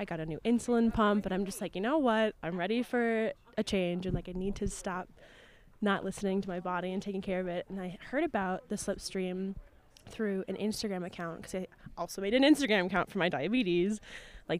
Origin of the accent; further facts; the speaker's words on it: Minnesota, United States; I'm from Minnesota